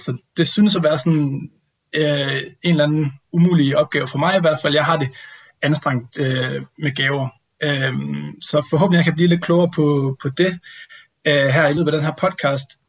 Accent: Vodskov, North Denmark Region, Denmark; moved away; jeg sidder her på øh, juleferie øh, hjemme med mine forældre i Voskov i Nordjylland

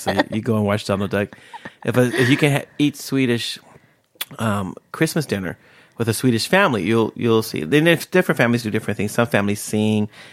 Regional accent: Bay Area, Northern California, United States; moved away as an adult; now in Sweden; I grew up in California, in Northern California, where, in, in, in the Bay Area

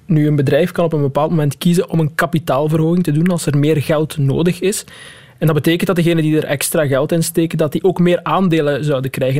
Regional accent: Waasmunster, Flanders, Belgium; ik kom van Wasmunster

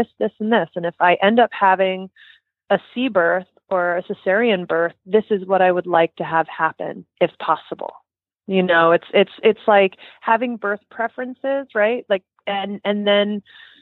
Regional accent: New Jersey, United States; I have a truck driver mouth. I'm from New Jersey.

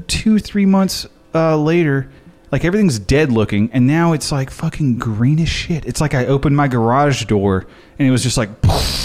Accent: the South, United States; See, I'm from the South. I can barely fucking do it right.

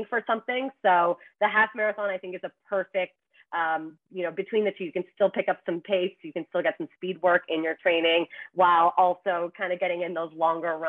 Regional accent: Toronto, Ontario, Canada; moved away as an adult; now in New York City, United States; in Toronto, my hometown.

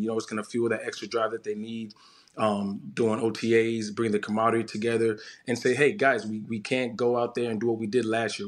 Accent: Florida, United States; I grew up in Florida.

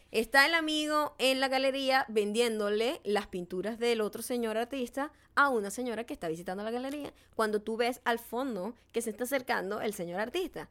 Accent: Falcón, Venezuela; accent: Venezuelan; paraguanero; now in United States; Sigue siendo un acento venezolano, pero neutro

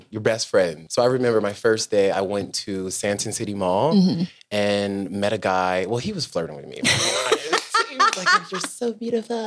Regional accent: United States; moved away as an adult; growing up in the States, like being Black

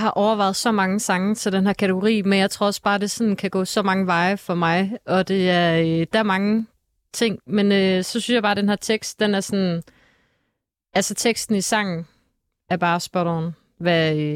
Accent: Southern Denmark, Denmark; now in København, Denmark; til København fra Fyn.

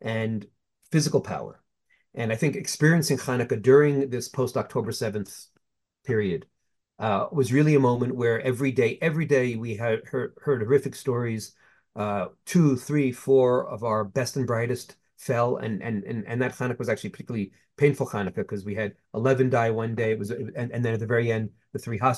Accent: United States; as an American Jew

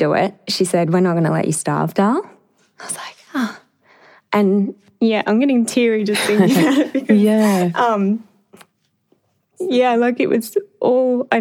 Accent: Emerald, Queensland, Australia; moved away; I went back to my hometown in Emerald

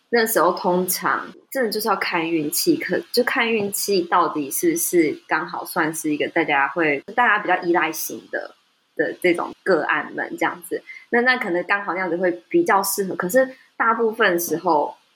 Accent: Taiwan; 在台湾土生土长的人

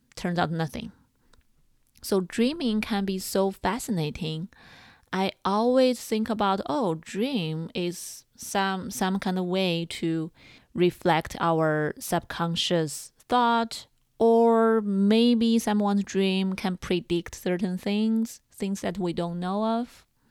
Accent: China; moved away; I grew up in China

